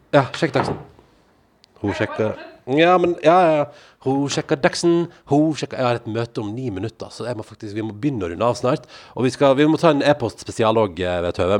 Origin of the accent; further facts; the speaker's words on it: Western Norway, Norway; jeg kommer jo fra pinnekjøttland